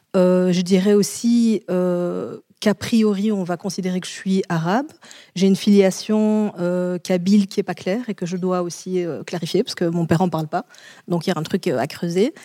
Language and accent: French; Charleroi, Wallonia, Belgium; je viens de Charleroi, c'est l'équivalent euh, des ch'tis chez vous